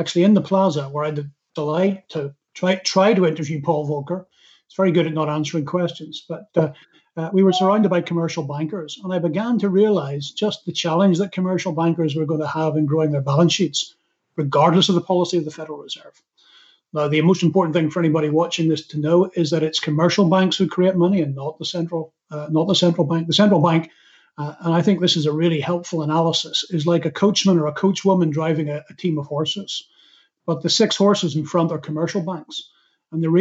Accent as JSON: {"language": "English", "region": "Northern Ireland", "country": "United Kingdom", "said": "I'm from Northern Ireland"}